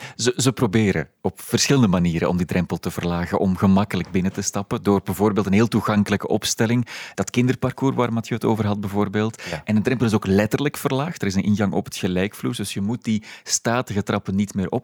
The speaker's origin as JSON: {"language": "Dutch", "town": "Antwerp", "region": "Flanders", "country": "Belgium", "tie": "born or raised there", "said": "Ik ben geboren in Antwerpen"}